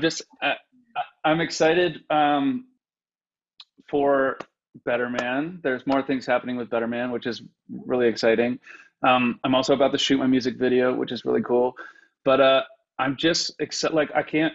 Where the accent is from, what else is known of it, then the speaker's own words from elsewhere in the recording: Elmvale, Ontario, Canada; moved away as an adult; also born or lived in Windsor / Toronto / New York; I'm from Elmvale, Ontario, and I always say it's 1,200 people, but it's not anymore.